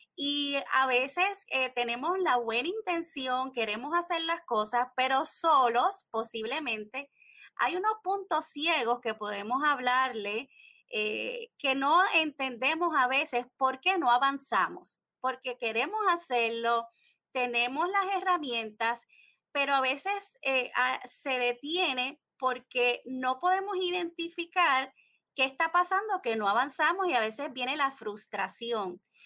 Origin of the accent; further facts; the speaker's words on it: Puerto Rico; soy desde de Puerto Rico, la isla del encanto